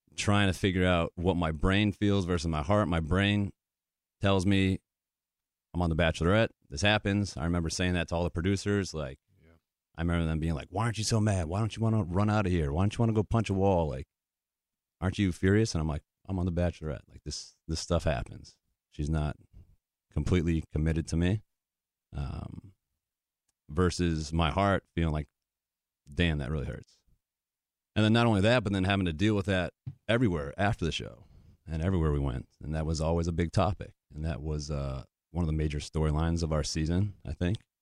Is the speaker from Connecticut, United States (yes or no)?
yes; Connecticut, United States; moved away as an adult; also born or lived in New Hampshire / Wisconsin / Michigan / Nashville, Tennessee; Grew up in Connecticut